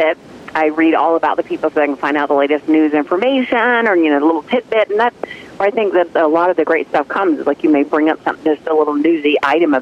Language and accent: English; South Carolina, United States; I'm from South Carolina